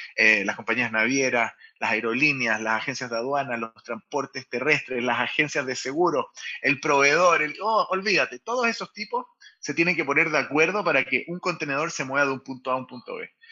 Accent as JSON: {"language": "Spanish", "country": "Chile", "tie": "born or raised there", "also_born_or_lived": "Israel", "said": "soy israelí chileno, a los tres años me vengo a Chile, nací en Israel"}